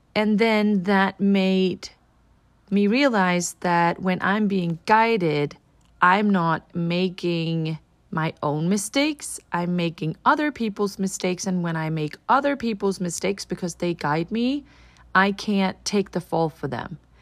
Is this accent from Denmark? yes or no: yes; Denmark; now in United States; I'm from Denmark and here in America